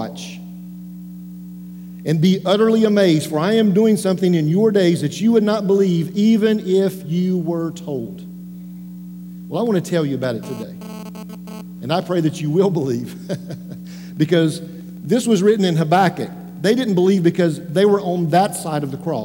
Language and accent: English; Western North Carolina, United States; I grew up in Western North Carolina.